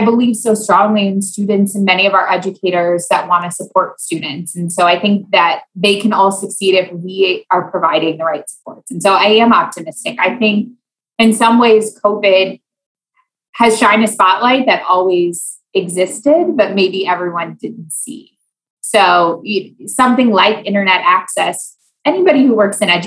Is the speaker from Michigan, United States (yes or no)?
no; Iowa, United States; moved away as an adult; also born or lived in Louisiana; I grew up in Iowa